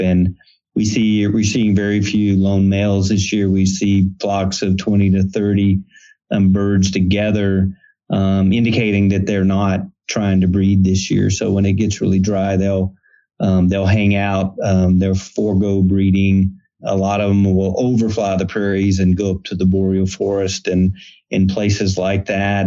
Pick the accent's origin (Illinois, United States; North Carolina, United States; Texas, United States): Texas, United States; Texas Gulf Coast near Galveston, United States; I grew up on the Texas Gulf Coast near the Galveston area